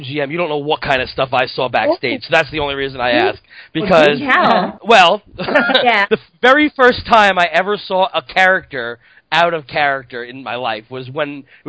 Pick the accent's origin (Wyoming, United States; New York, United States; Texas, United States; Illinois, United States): New York, United States; moved away; I come from New York.